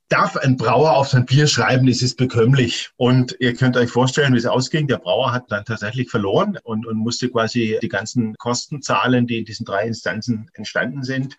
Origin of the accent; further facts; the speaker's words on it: Kraichgau, Baden-Württemberg, Germany; now in Stuttgart, Germany; Und ich selber bin auch gewachsen im Kraichgau